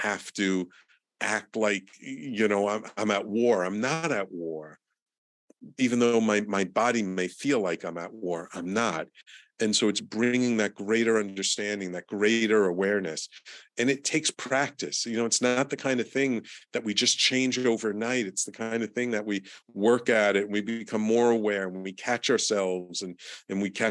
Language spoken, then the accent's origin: English; New York City, New York, United States; growing up in the Bronx in the 60s and 70s and 80s